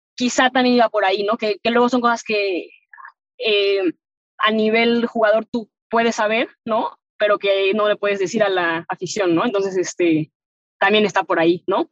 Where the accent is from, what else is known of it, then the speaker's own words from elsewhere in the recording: Mexico; como mexicana que te vio, o sea, que te tocó ver que no había nada